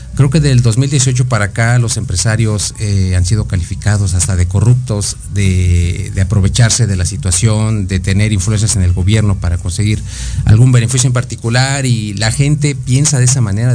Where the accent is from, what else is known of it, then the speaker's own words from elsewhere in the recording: Mexico; como mexicanos